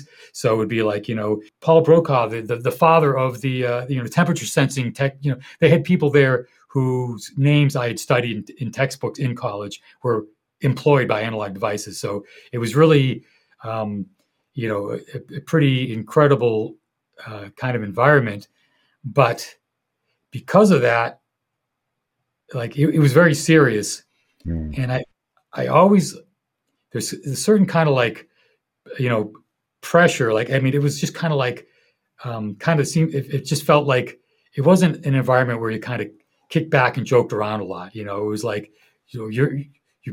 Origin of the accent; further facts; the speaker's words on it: Boston, Massachusetts, United States; I'm from Boston